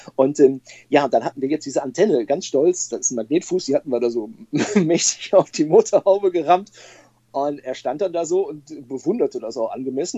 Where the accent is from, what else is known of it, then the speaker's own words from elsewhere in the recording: Bochum, North Rhine-Westphalia, Germany; now in Stolberg, Germany; Ich bin äh, überzeugter Ruhrgebietler und ich komme aus Bochum